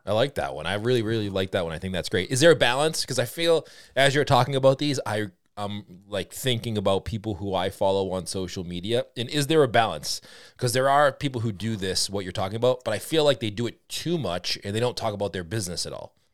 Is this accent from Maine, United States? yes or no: no; Boston, Massachusetts, United States; accent: Boston; my Boston accent